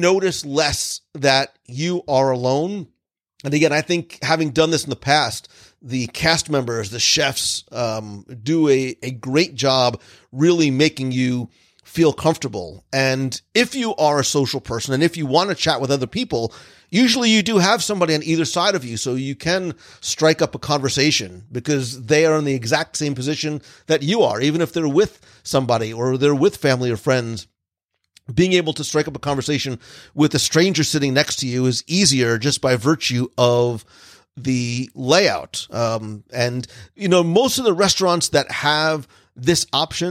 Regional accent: New Jersey, United States; now in Florida, United States; I grew up in New Jersey where diners were a thing

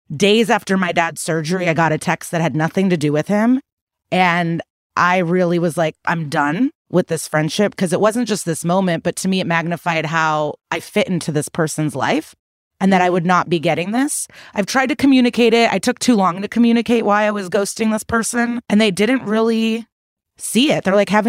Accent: Russia; English is a second language; now in United States; I'm from Russia. No discussions, no apologies, no accountability ever.

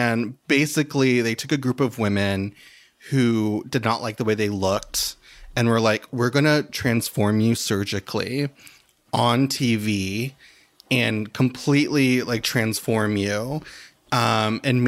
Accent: United States; I love being an American

